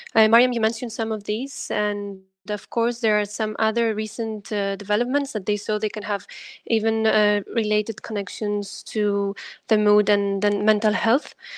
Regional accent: Greece; I'm also coming from Greece

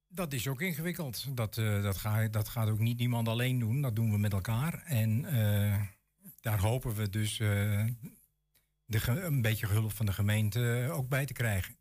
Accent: Huizen, North Holland, Netherlands; now in Enschede, Netherlands; ik kom zelf uit Huizen, dat is een vrij rijke gemeente.

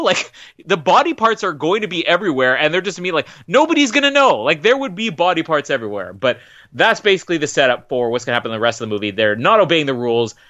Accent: Winnipeg, Manitoba, Canada; I'm from Winnipeg

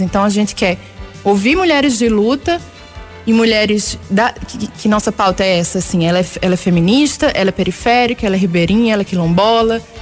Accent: Recife, Pernambuco, Brazil; now in Belo Horizonte, Brazil; Eu sou de Recife, moro aqui em Belo Horizonte há muitos anos, mas sou de lá, então cresci ouvindo ciranda

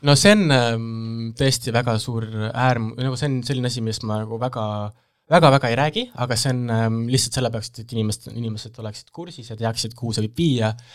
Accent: Saue, Harju County, Estonia; selline depressiivsest Eesti väikelinnast

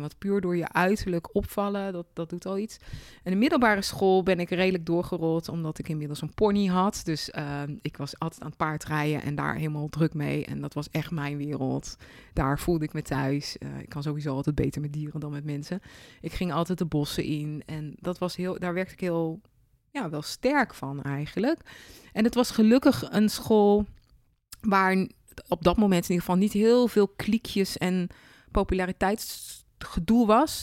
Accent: Leersum, Utrecht, Netherlands; het dorp waar ik ben opgegroeid, Leersum

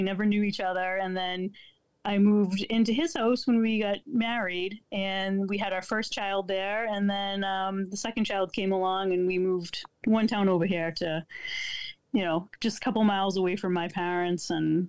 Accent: Brockton, Massachusetts, United States; I grew up down here in Brockton, and I went to that church.

